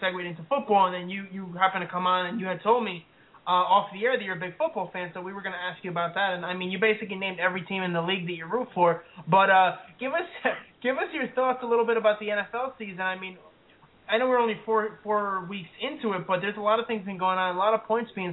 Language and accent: English; United States; I grew up here in the States, but my parents are both from Puerto Rico